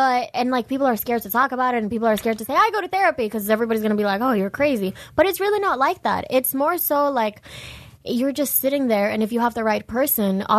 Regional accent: Dominican Republic; moved away; I was born and raised in Dominican Republic, but I still consider myself half Dominican, half Venezuelan

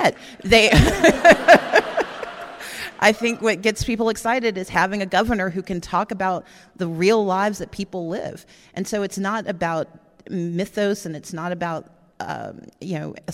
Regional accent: Mississippi, United States; I'm from Mississippi

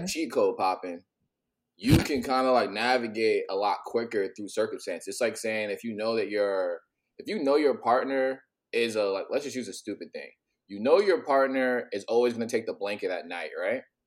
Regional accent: United States; also born or lived in New York / New Jersey; now in San Diego, United States; I'm originally from the East Coast, grew up between New York and New Jersey, but I live kind of everywhere. Right mm-hmm. now, I'm currently in San Diego

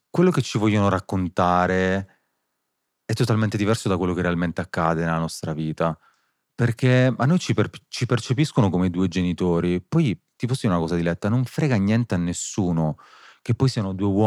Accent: Sicily, Italy; Io da siciliano

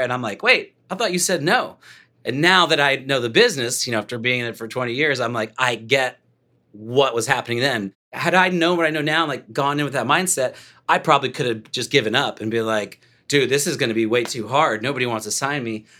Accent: Dallas, Texas, United States; moved away as an adult; also born or lived in Los Angeles; I was raised in Dallas. I moved out when I was, like, twenty, twenty-one years old

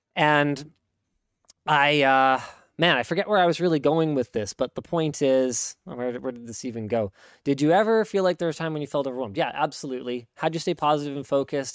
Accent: Canada; as a Canadian

